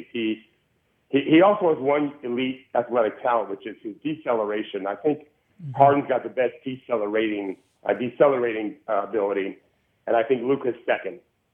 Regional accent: Tampa, Florida, United States; I'm from the Tampa Bay area.

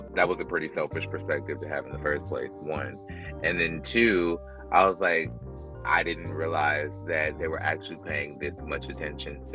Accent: United States; also born or lived in North Carolina / Georgia; growing up in North Carolina and Georgia being the black friend

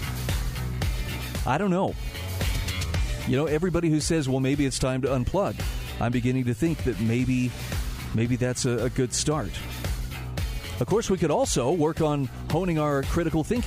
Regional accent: Utah, United States; my home state of Utah

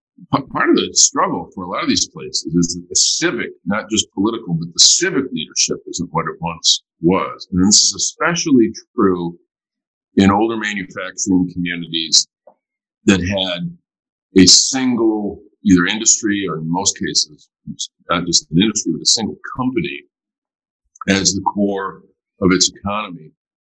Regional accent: Flint, Michigan, United States; I mean, we, in my hometown, we're very fortunate in that Charles Stewart Mott, one of the founders of General Motors

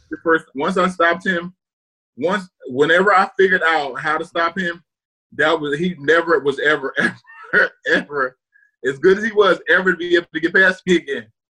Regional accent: New Jersey, United States; moved away as an adult; also born or lived in Iowa; I went to Rutgers just because I'm from New Jersey

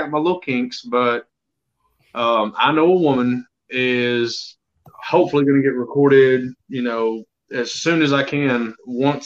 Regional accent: Alabama, United States; I'm born and raised in Alabama.

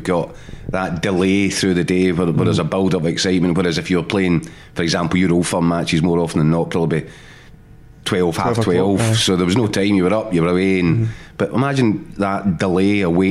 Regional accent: Scotland, United Kingdom; as Scottish people

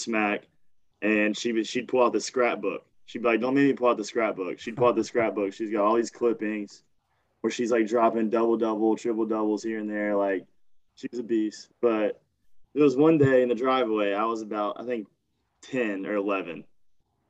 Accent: Bowling Green, Kentucky, United States; also born or lived in West Virginia; Was born in West Virginia. Moved to Kentucky when I was like six. Grew up in Bowling Green, Kentucky

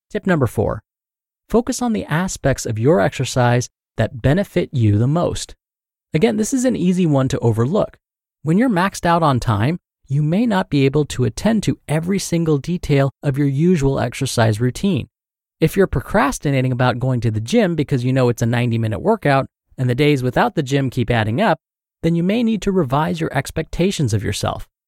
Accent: Louisiana, United States; now in New Jersey, United States

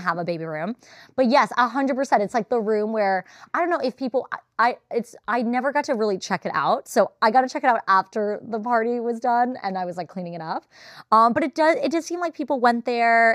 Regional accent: Los Angeles, California, United States; I'm from The Valley.

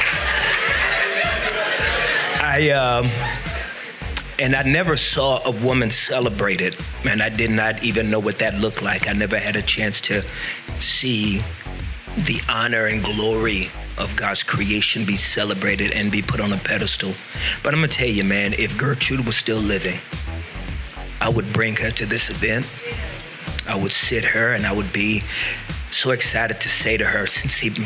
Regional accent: Fort Worth, Texas, United States; born and raised in Fort Worth, Texas

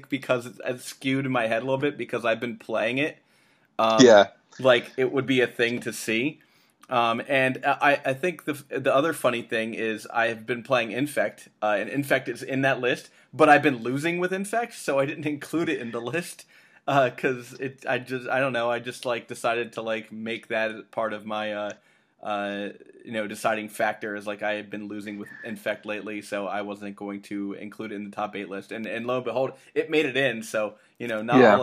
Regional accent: Ohio, United States; I'm from Ohio

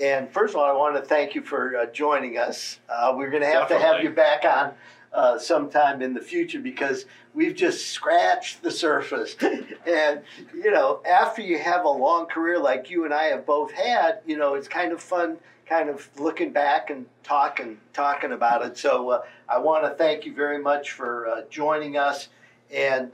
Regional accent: Cleveland, Ohio, United States; moved away as an adult; now in Gainesville, United States; I was born and raised in Cleveland, Ohio.

